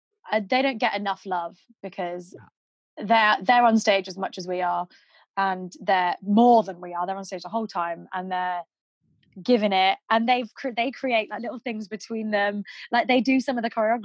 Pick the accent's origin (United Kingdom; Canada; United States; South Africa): United Kingdom; Manchester, North West England; accent: northern; now in London, United Kingdom; Because I am northern, but you can't, like, I'm from Manchester, which is in the north of England, if you don't know.